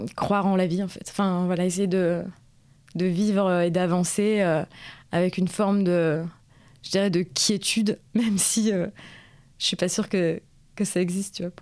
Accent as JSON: {"language": "French", "country": "France", "said": "moi, en tant que Française"}